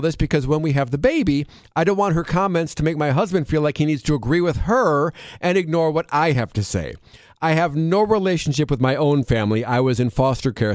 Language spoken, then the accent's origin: English; Wisconsin, United States; Growing up in Wisconsin